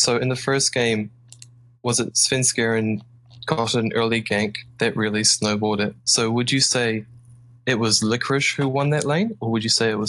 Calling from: Auckland, New Zealand; I'm calling from Auckland, New Zealand.

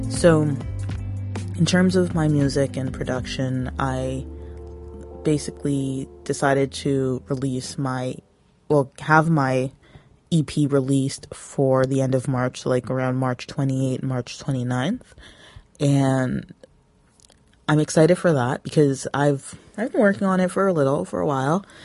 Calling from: Toronto, Ontario, Canada; I am coming from the Toronto area

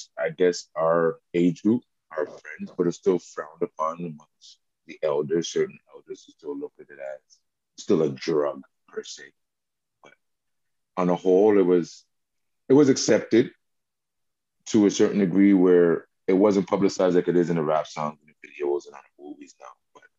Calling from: Montreal, Quebec, Canada; Hi, I'm joining you from Montreal, Little Burgundy, a.k.a. Burgs.

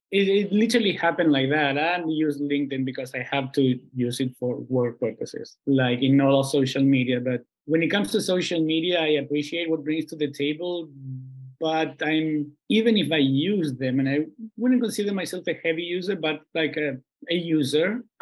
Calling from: Buenos Aires, Argentina; I'm calling in from Buenos Aires. I'm in Argentina, where it's sweltingly hot.

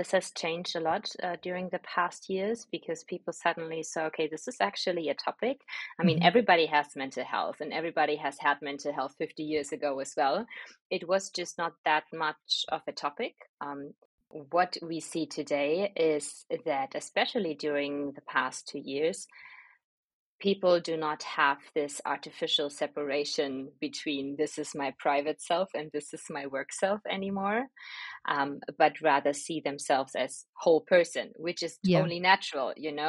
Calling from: Berlin, Germany; I'm joining you from my beautiful home office in the beautiful city of Berlin.

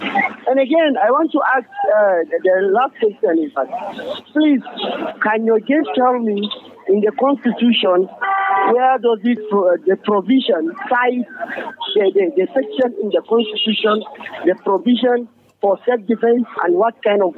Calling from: Ngorogu, Nigeria; I'm calling from Ngorogu.

